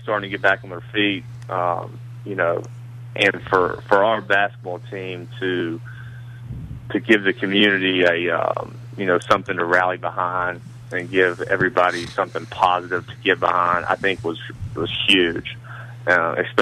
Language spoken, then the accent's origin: English; South Charleston, West Virginia, United States; I'm from South Charleston. I live in South Charleston